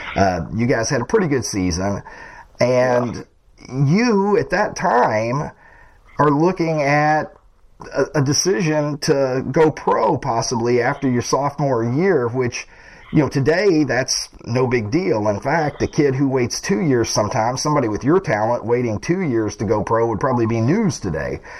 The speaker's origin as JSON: {"language": "English", "region": "Kentucky", "country": "United States", "tie": "born or raised there", "said": "growing up in Kentucky"}